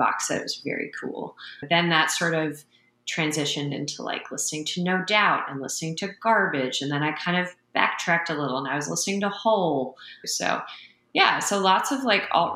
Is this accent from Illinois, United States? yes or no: no; Baltimore, Maryland, United States; I moved to Baltimore when I think I was like 9 going on 10